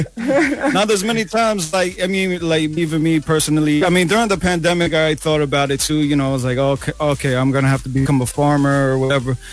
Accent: New York City, New York, United States; now in Toronto, Canada; we didn't even know what a Filipino was growing up in New York City

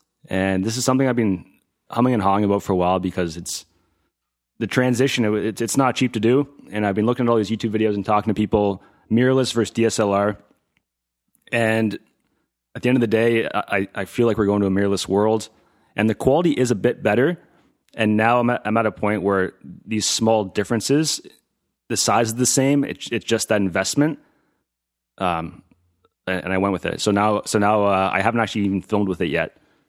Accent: Ontario, Canada; I'm from Ontario, yep. Originally, yeah. Moved out here in 2016.

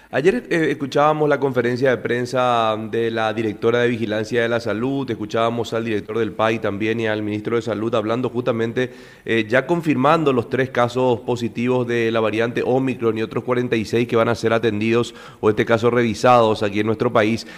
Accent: Paraguay

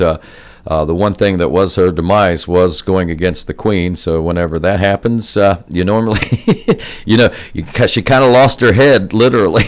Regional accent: Jackson, United States; I grew up over in Jackson, just a few miles from where we are now

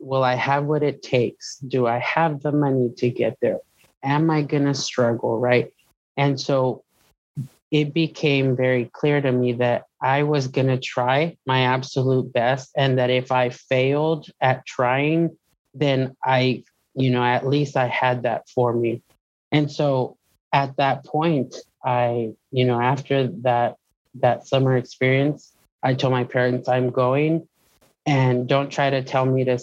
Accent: Presidio, Texas, United States; moved away as an adult; also born or lived in Lubbock, Texas / Fort Worth, Texas; my hometown, right? Presidio, mi ranchito, as I call it

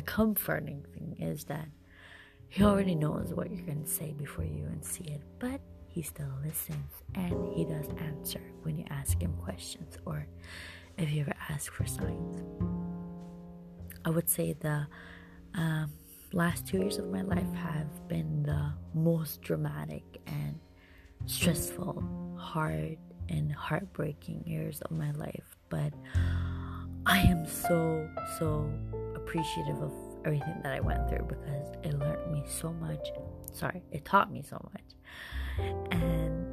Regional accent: Iran; now in Canada; I am Canadian born, but I have been raised in Iran. And because I was raised there, I kind of always call Iran home. I am currently living in Canada

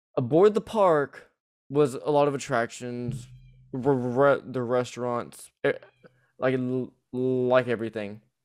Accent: the South, United States; accent: southern; my southern accent will bleed bleed through

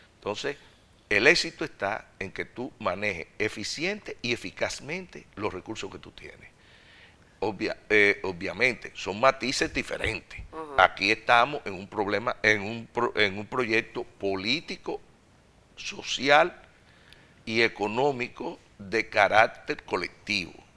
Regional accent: Dominican Republic; viajando a torneos internacionales, representando el país

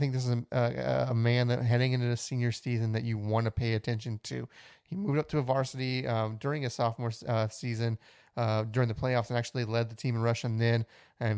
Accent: Pleasanton, Texas, United States; I was from Pleasanton, Texas

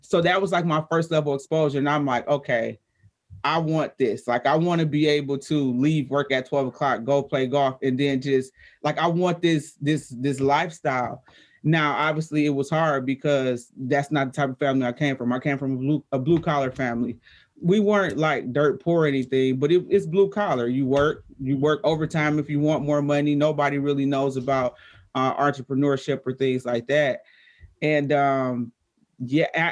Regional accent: Detroit, Michigan, United States; I'm 13, 14, black girl from Detroit. I don't even think I mentioned that, but I'm from Detroit

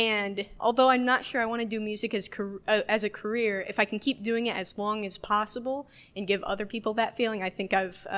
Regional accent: Westfield, Indiana, United States; I'm from Westfield.

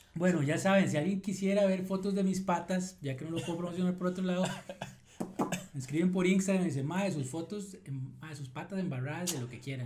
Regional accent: Costa Rica; yo soy de Costa Rica

